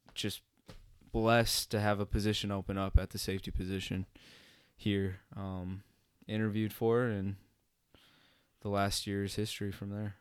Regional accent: Bismarck, North Dakota, United States; moved away as an adult; also born or lived in Moorhead, Minnesota; I'm originally from Bismarck, North Dakota. Uh, born in North Dakota, raised in Bismarck. Um, grew up in Bismarck my entire life.

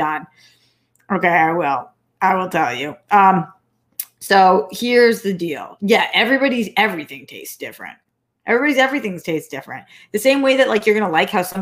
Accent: Newton, Massachusetts, United States; moved away as an adult; also born or lived in Boston, Massachusetts; now in Los Angeles, United States; I moved from LA to Boston to Newton when I was a kid

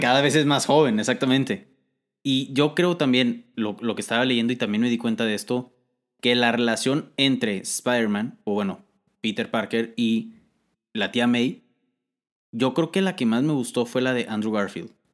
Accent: Mexico; nosotros somos de México

